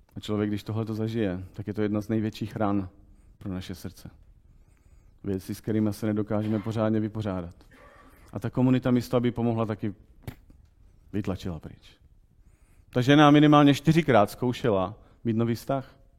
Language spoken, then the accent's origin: Czech; Czechia; my jako Češi